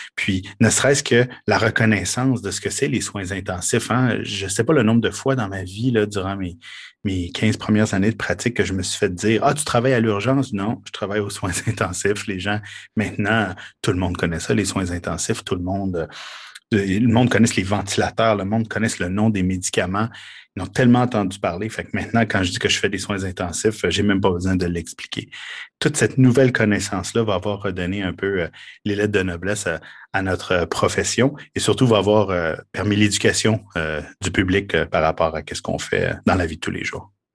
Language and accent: French; Quebec, Canada; chez nous au Québec